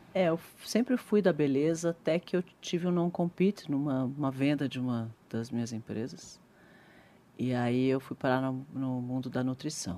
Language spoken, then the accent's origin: Portuguese; Brazil; Eu sou brasileira, adoro o Brasil. Sou muito patriota